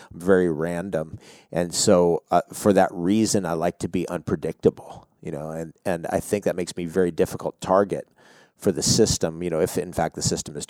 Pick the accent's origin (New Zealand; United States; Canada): United States; moved away; I'm from New York, New Jersey originally